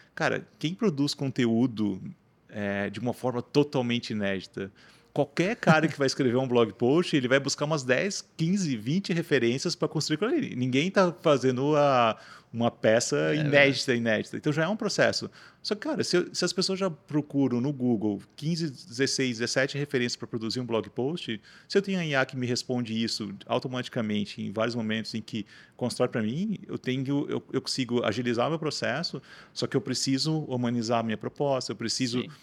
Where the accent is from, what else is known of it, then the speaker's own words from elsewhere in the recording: Rio do Sul, Santa Catarina, Brazil; eu sou natural de Rio do Sul, né, interior do estado